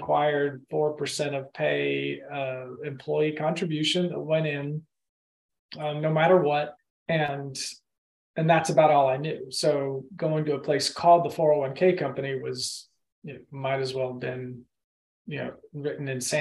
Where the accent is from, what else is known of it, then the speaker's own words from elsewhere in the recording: Austin, Texas, United States; also born or lived in Oklahoma / Madrid, Spain; now in Augusta, United States; I grew up mostly in Austin, Texas, and so okay. I'd say I'm from Austin, Texas. I was born in Oklahoma, lived in Madrid, Spain for a few years, and for the last little over 20 years, I have lived in Augusta